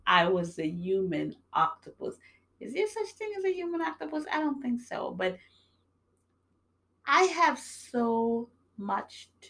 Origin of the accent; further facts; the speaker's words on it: New York, United States; also born or lived in Jamaica; now in Massachusetts, United States; I was born in Jamaica. I grew up in New York. I'm living in Massachusetts